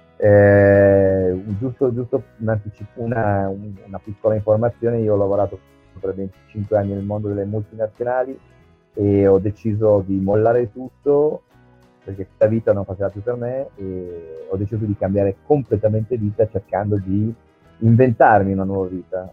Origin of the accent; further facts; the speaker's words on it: Asti, Piedmont, Italy; moved away as an adult; da Asti, io sono piemontese, sono artigiano